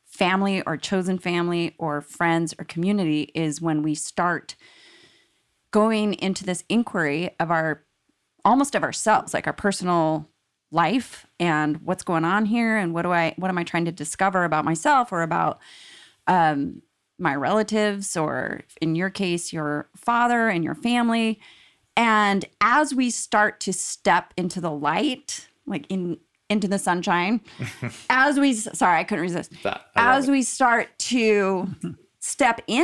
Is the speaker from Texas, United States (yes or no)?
no; Salt Lake City, Utah, United States; now in Seattle, United States; I am from Salt Lake City. Born and raised.